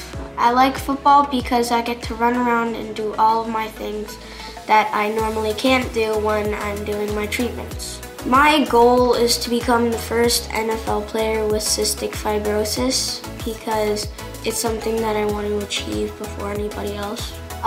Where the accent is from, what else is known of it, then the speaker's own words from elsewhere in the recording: British Virgin Islands; Growing up in the Virgin Islands was good. We lived there for 8 years and we took trips to this island close to us called Anagata